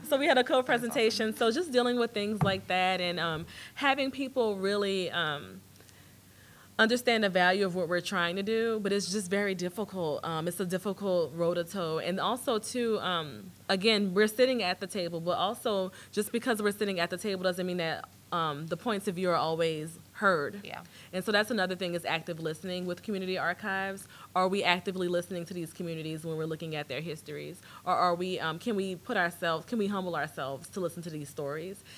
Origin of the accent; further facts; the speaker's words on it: New Orleans, Louisiana, United States; accent: Louisiana; now in Austin, United States; I'm from New Orleans, and so I have a Catholic upbringing.